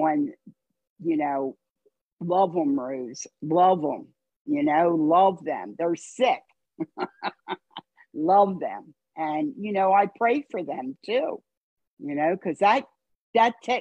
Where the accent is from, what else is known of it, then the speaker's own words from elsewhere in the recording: Wilmington, Delaware, United States; So I grew up in Wilmington. I'm from Delaware. I grew up in Wilmington